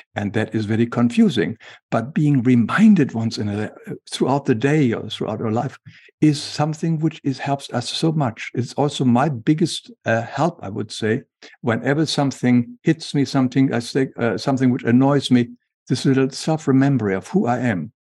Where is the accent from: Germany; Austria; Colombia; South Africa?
Germany; English is a second language; moved away; as we can hear from my accent, I was, I grew up in Germany